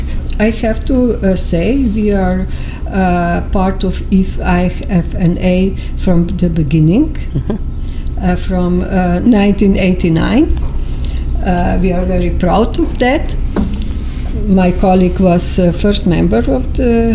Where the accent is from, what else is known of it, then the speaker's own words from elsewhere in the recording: Slovenia; English is a second language; from Slovenia.